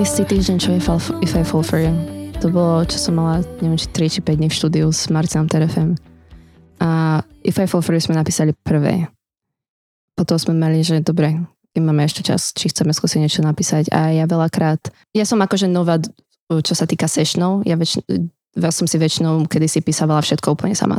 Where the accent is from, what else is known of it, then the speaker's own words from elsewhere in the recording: Slovakia; vyrastala som na Slovensku